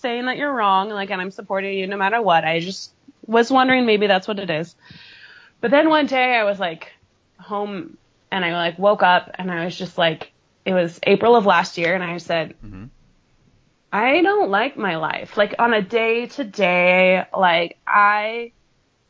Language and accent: English; California, United States; moved away; I'm from California